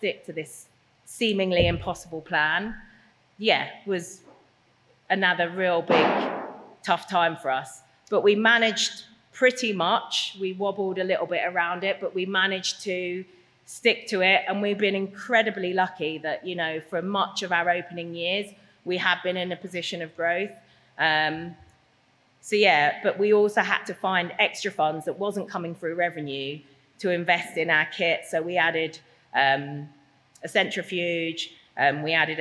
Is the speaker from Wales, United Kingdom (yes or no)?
no; London, United Kingdom; moved away as an adult; now in Norfolk, United Kingdom; I'm a Londoner